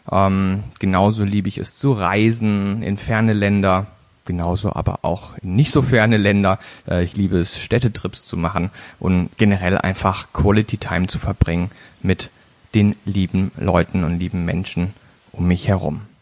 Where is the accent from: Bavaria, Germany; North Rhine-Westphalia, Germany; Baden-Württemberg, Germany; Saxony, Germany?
Baden-Württemberg, Germany; Baden-Baden; geboren 31.01.1985 in Baden-Baden, einem kleinen Dorf in der Nähe äh, von Baden-Baden. Und zwar äh, komme ich also somit aus dem Süden Deutschlands.